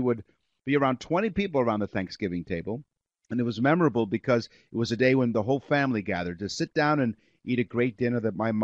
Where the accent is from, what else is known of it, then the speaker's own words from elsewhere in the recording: New York, United States; moved away as an adult; now in Canada; as a kid growing up in New York